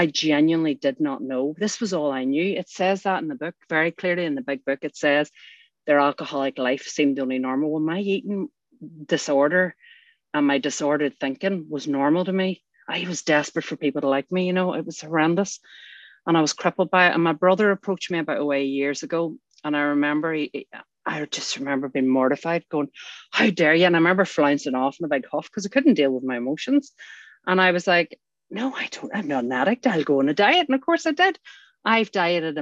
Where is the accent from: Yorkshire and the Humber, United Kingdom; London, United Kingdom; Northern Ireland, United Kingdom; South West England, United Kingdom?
Northern Ireland, United Kingdom; I grew up in Northern Ireland